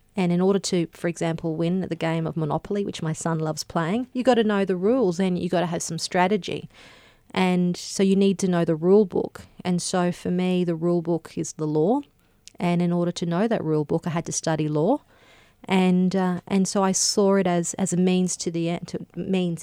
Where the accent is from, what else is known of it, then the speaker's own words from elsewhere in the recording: Gympie, Queensland, Australia; when I grew up in Gympie, uh, which is a, a rural town in Queensland